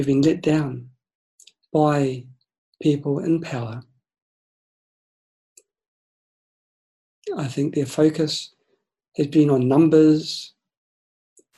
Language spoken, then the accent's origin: English; New Zealand; moved away; I'm from New Zealand. My family, my friends, I've got a lot in New Zealand